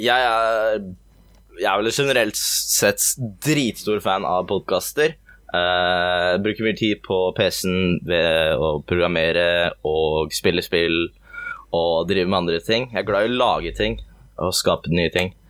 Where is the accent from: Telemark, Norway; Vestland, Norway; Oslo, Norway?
Telemark, Norway; Porsgrunn; moved away as an adult; also born or lived in Skien; now in Gjøvik, Norway; Jeg er oppvokst på vestsida. Det er um, pene delen av Porsgrunn